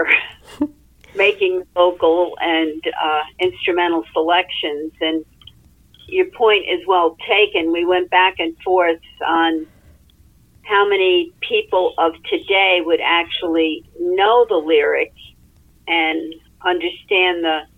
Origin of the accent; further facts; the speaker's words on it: New Jersey, United States; moved away; I grew up in New Jersey